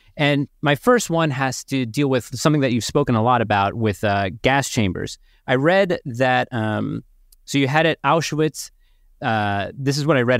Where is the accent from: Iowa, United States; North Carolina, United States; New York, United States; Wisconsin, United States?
New York, United States; Long Island; I grew up on Long Island